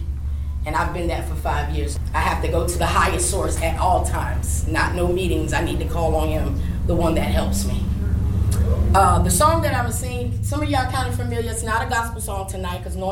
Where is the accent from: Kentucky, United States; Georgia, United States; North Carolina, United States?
North Carolina, United States; Maysville; also born or lived in Onslow County, North Carolina; I'm originally from Maysville, North Carolina. I've been living in Onslow County for 5 years.